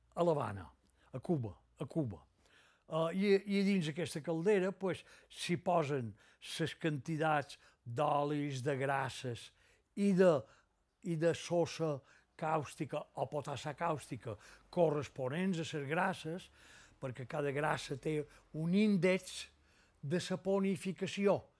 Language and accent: Catalan; Bunyola, Balearic Islands, Spain; Vaig néixer a Bunyola, a la plaça, que llavors se deia Plaza de la Constitució